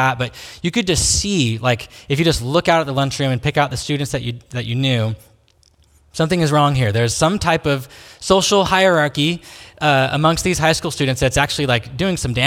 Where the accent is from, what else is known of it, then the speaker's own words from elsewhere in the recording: Salem, Oregon, United States; I grew up here in Salem, so I went to Sprague High School